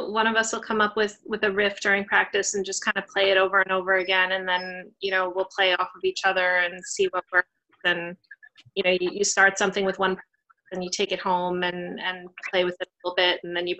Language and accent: English; New York, United States; I play rhythm guitar in …. I also was born and raised in New York